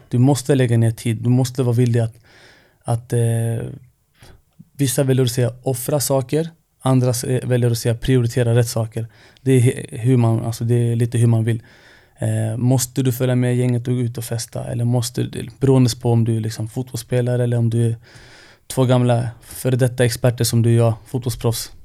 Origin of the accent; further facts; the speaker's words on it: Stockholm, Stockholm County, Sweden; jag är ju född och uppvuxen i Rinkeby